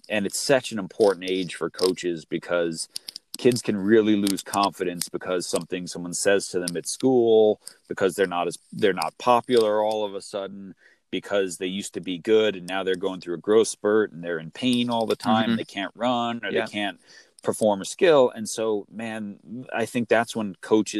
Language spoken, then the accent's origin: English; Long Island, New York, United States; I grew up in New York on Long Island